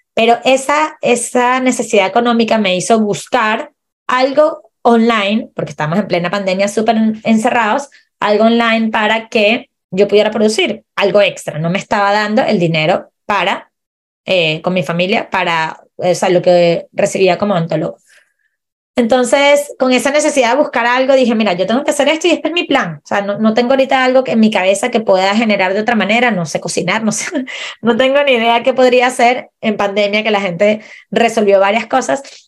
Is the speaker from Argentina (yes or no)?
no; Venezuela; moved away as an adult; also born or lived in Chile; now in Puerto Varas, Chile; yo soy chilena venezolana. Migré a Chile hace siete años